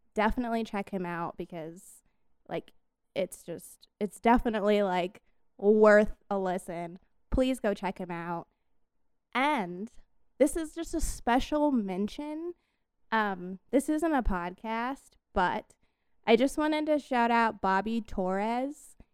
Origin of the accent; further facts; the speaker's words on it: Colorado, United States; I am from Colorado